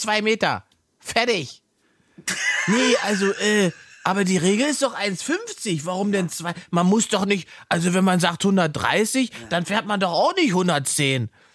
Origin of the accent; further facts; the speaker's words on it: Saxony-Anhalt, Germany; moved away; ich komme ursprünglich aus Sachsen-Anhalt, äh, da im Osten